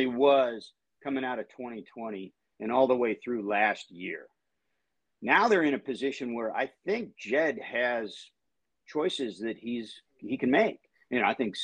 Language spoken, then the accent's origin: English; Seattle, Washington, United States; moved away as an adult; now in Chicago, United States; I'm from Seattle. I grew up with the Mariners long before Lou Piniella got there